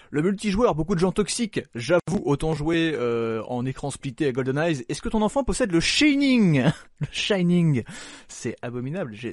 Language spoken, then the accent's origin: French; Belgium; en même temps, je suis belge